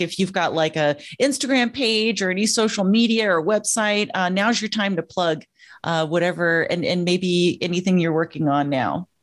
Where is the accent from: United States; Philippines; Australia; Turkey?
United States; Joshua Tree, California; moved away; I left Joshua Tree, California